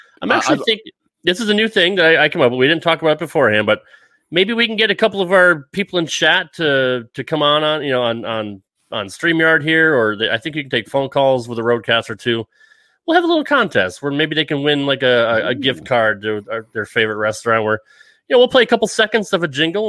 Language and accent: English; Rhode Island, United States; even growing up in the Northeast, I was never a seafood fan. And you can get fresh lobster right off the dock there in Rhode Island.